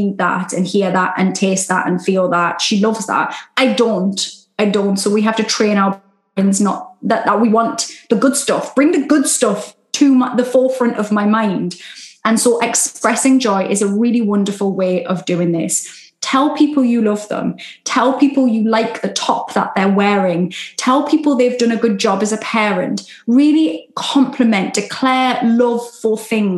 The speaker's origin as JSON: {"language": "English", "country": "United Kingdom", "said": "Love a Sunday roast, being British. Love a Sunday roast, all the gravy. That's my northern"}